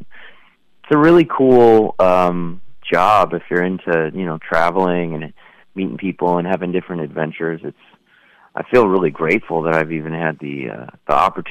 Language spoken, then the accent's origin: English; California, United States; also born or lived in New Mexico; I grew up in California and also New Mexico for several years, so I'm kind of went back and forth between the two